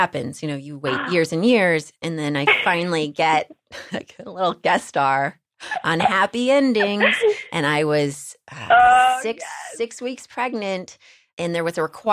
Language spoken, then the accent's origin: English; Texas, United States; I'm from Texas, and I like to share that I'm from Texas every chance I get